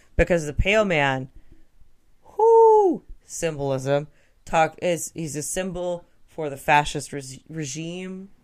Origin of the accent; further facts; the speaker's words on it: Texas, United States; I'm from Texas, so I heard Spanish a lot